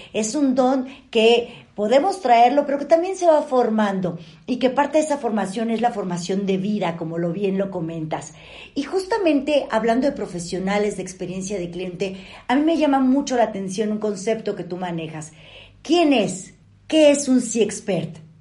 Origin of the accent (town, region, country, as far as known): Mexico